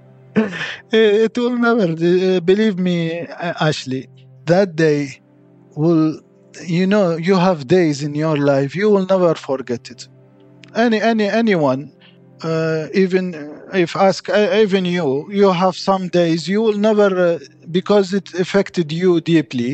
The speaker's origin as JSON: {"language": "English", "country": "Iraq", "second_language": "English", "moved": "yes", "lives_now": "Christchurch, New Zealand", "said": "I'm from Iraq"}